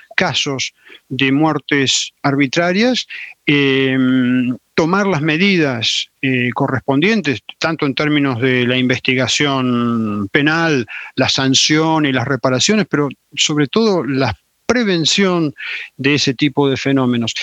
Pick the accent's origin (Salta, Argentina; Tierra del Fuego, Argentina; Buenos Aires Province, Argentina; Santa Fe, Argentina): Salta, Argentina; moved away; also born or lived in Chile / La Plata, Argentina / Buenos Aires, Argentina; me crié en Salta, por esa razón, o pasé una buena parte o la mejor parte de mi infancia en Salta